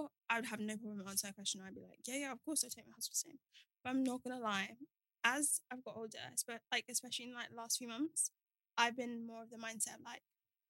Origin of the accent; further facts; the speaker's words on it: Nigeria; especially being like Nigerian, it's like be a doctor, be a lawyer.